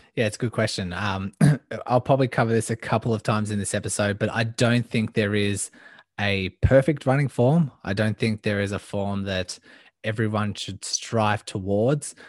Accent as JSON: {"language": "English", "town": "Melbourne", "region": "Victoria", "country": "Australia", "tie": "born or raised there", "said": "I am from Melbourne, Australia, born and raised"}